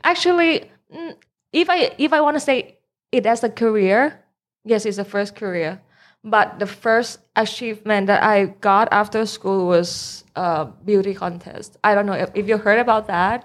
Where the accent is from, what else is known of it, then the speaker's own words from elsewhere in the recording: Bangkok, Thailand; also born or lived in United States; I'm from Bangkok